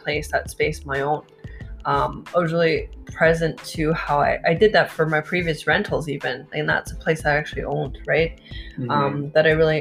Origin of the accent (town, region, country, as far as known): Vancouver, British Columbia, Canada; born or raised there